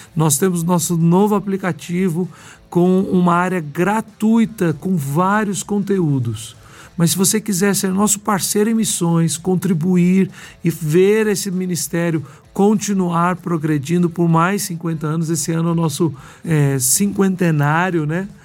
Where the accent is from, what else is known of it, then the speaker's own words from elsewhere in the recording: Belo Horizonte, Minas Gerais, Brazil; Eu sou de Belo Horizonte, né, mineiro